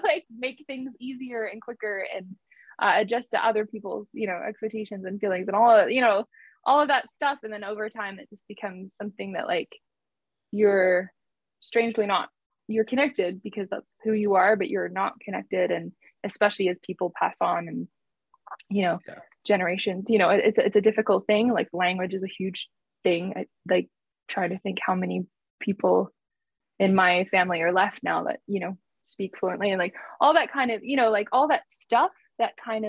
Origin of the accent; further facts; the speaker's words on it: New Zealand; now in Canada; I am from New Zealand, and, you know, I come from a Cook Island family, you know, like that is like something that is like true. But it's interesting, like, living in Canada for so long and being Canadian